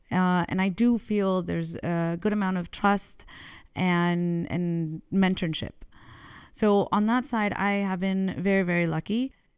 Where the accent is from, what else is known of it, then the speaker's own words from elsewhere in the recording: California, United States; moved away as an adult; also born or lived in Mexico; now in France; I was born in, uh, Mexico, but I was raised in California